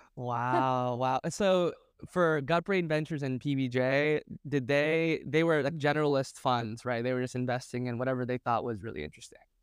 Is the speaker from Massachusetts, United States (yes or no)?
yes; Boston, Massachusetts, United States; moved away; I was based in Boston at the time, and I thought that was my my value add to the community was that I was from Boston